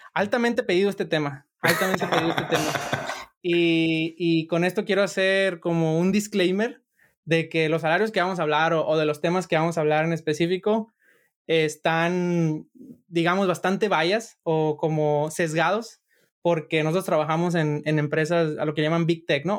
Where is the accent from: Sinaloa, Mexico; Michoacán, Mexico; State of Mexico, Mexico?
Sinaloa, Mexico; yo soy de Sinaloa